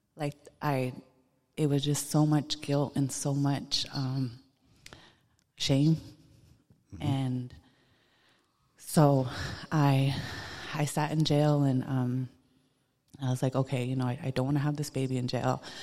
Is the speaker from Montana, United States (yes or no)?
yes; Busby, Montana, United States; I'm Northern Cheyenne from Busby, Montana. I grew up in Busby